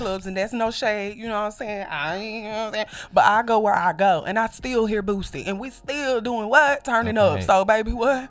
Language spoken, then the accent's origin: English; Mobile, Alabama, United States; I come from Mobile, Alabama